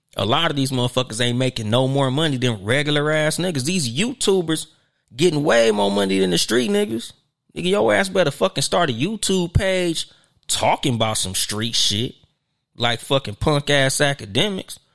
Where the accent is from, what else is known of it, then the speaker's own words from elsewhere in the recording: Southern California, United States; I'm from Southern California